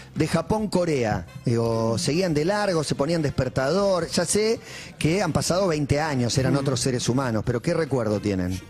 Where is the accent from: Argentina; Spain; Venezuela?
Argentina; soy periodista deportivo argentino